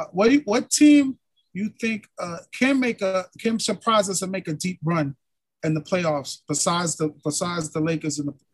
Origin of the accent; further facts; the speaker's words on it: New York City, New York, United States; I'm from Brooklyn.